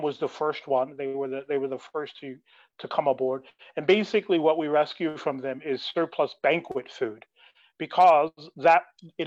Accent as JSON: {"language": "English", "town": "Las Vegas", "region": "Nevada", "country": "United States", "said": "I'm from Vegas"}